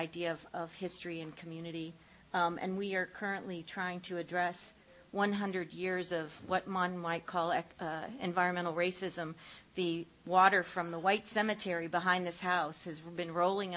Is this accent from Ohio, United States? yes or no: yes; Ohio, United States; I grew up in Ohio